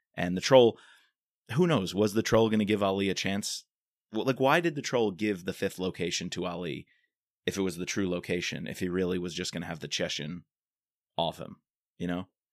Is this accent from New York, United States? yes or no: yes; New York, United States; I'm from New York